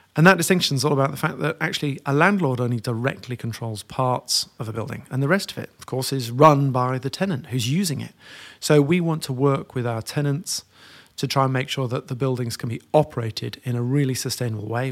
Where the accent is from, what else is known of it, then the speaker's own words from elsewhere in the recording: York, Yorkshire and the Humber, United Kingdom; I grew up in York